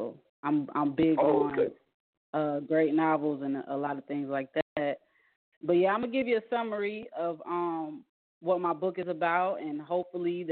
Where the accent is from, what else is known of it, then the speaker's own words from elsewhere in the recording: Atlanta, Georgia, United States; also born or lived in Kuwait; now in Hinesville, United States; I'm from Atlanta, Georgia, but I reside in Hinesville. At the moment, I'm overseas working in Kuwait right now.